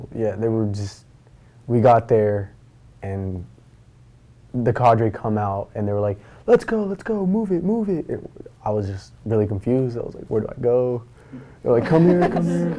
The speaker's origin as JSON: {"language": "English", "town": "Moses Lake", "region": "Washington", "country": "United States", "said": "I'm from Moses Lake, Washington"}